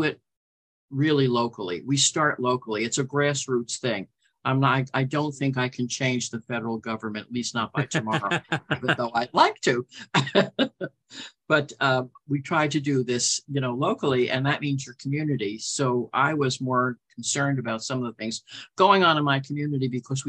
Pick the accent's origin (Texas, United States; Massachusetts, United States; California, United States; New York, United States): New York, United States; also born or lived in New Jersey; now in Morro Bay, United States; I'm originally from New York. I lived in the city for a long period of time. I was raised partly in Long Island and New Jersey.